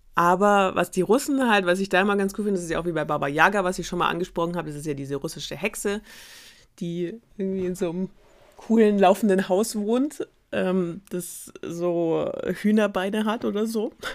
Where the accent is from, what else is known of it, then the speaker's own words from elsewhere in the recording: Germany; wir als Deutsche